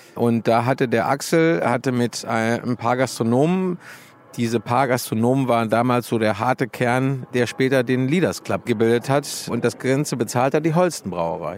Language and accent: German; Dortmund, North Rhine-Westphalia, Germany; moved away as an adult; also born or lived in Hamburg; weil ich ja gebürtiger Dortmunder bin